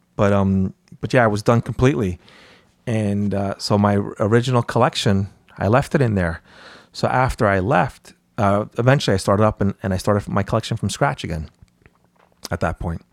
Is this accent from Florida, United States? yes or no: no; North White Plains, New York, United States; I grew up in North White Plains